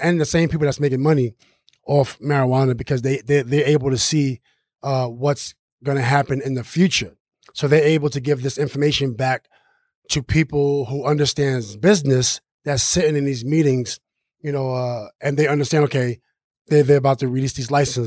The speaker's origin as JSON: {"language": "English", "town": "New York City", "region": "New York", "country": "United States", "tie": "born or raised there", "said": "growing up in Queensbridge Project, we live in the biggest federal housing projects"}